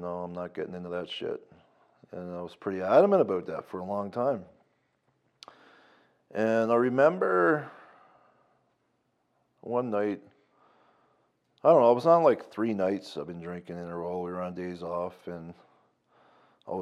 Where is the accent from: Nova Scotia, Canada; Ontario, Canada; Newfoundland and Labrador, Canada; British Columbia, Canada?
Newfoundland and Labrador, Canada; moved away as an adult; also born or lived in Lloydminster; now in Calgary, Canada; I'm from Newfoundland. I came here when I was 19